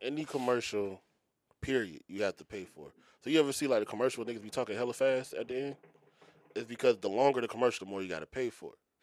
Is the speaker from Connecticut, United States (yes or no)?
no; Philadelphia, Pennsylvania, United States; moved away; I'm from Philly